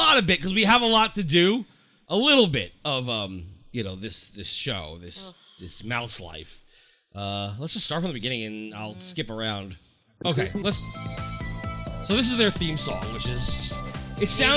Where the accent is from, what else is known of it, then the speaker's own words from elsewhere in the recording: New York City, New York, United States; as a New Yorker